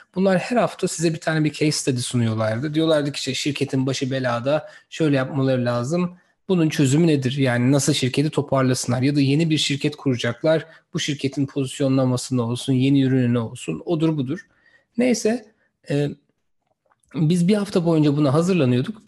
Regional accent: İzmir, Turkey; moved away as an adult; also born or lived in Sivas / Massachusetts, United States / Stanford, United States; Sivaslı bir arkadaşınızım. İzmir'de büyüdüm

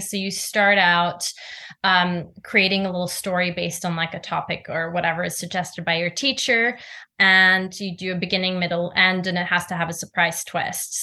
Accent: Norway; moved away as an adult; I grew up in Norway.

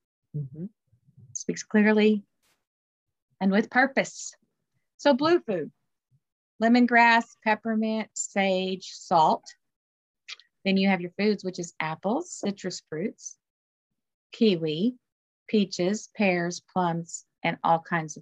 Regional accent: the South, United States; I'm from the South.

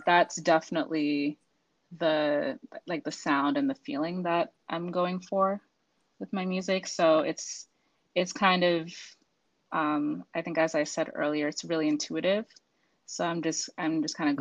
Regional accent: Boston, Massachusetts, United States; now in Virginia, United States; I'm actually originally from Boston, Massachusetts

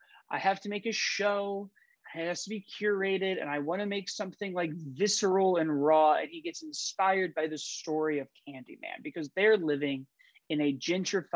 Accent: Chicago, Illinois, United States; I'm from Chicago.

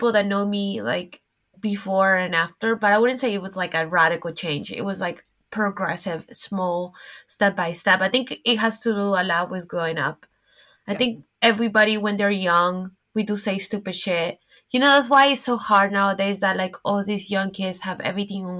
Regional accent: Miami, Florida, United States; moved away as an adult; also born or lived in New York; now in Paris, France; growing up in Miami

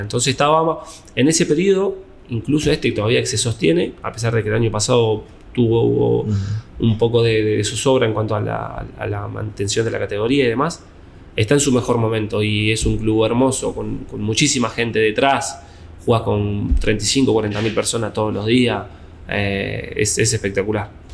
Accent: Sarandí, Buenos Aires Province, Argentina; also born or lived in La Plata / Greece; Sarandí, de donde soy yo

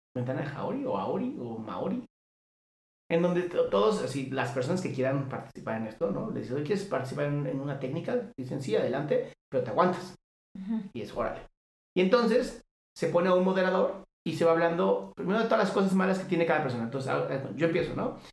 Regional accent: Mexico

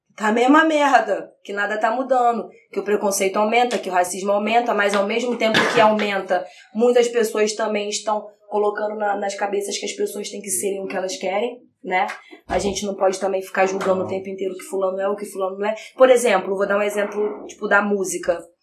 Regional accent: São Gonçalo, Rio de Janeiro, Brazil; moved away as an adult; now in Niterói, Brazil; vim de Niterói, mas eu sou de São Gonçalo

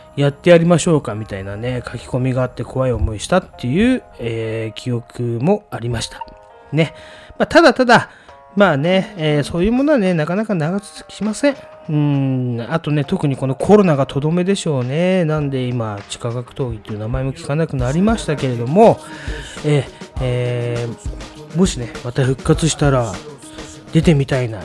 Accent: Tokyo, Japan; 私たちの地元ね、まあ、東京東部のストリートニュースなんで、 東部でいう金糸近辺のお話なんですけれども

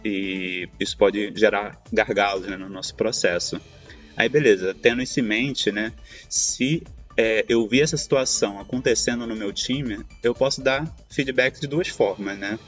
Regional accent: Rio de Janeiro, Brazil; now in Turin, Italy; sou carioca, hoje estou morando aqui na Itália, em Turim

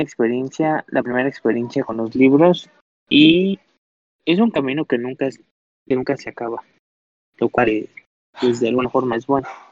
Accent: Mexico City, Mexico; soy de la Ciudad de México

